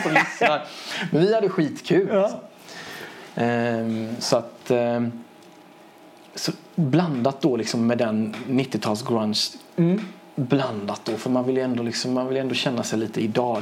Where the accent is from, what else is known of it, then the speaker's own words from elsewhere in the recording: Sweden; also born or lived in Iran / Gothenburg; jag är inte uppvuxen i mitt hemland, jag är uppvuxen i Sverige